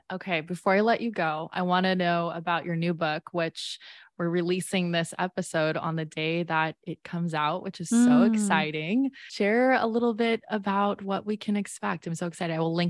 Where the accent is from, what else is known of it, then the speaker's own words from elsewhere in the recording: California, United States; You know, we love California. I'm a Californian girl